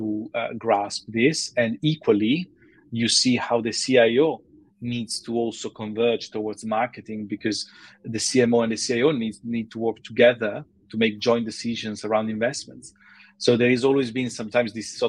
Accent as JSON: {"language": "English", "town": "Milan", "region": "Lombardy", "country": "Italy", "tie": "born or raised there", "also_born_or_lived": "Taiwan / Switzerland", "moved": "as an adult", "lives_now": "London, United Kingdom", "said": "I'm originally from Milan, Italy, although I've been here in London for many years now"}